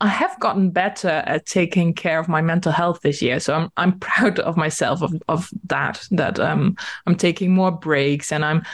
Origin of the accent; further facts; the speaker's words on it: Netherlands; first language Dutch; English is a second language; I am Dutch and I'm living in the Netherlands.